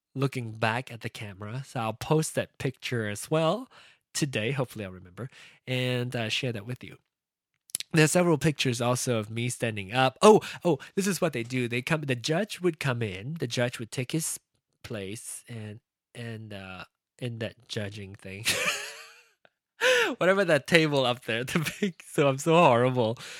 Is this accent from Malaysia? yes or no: yes; Malaysia; now in United States; It was my root, it was my heritage, it was my culture, it was my uh, upbringing being uh, a Malaysian born Chinese and now American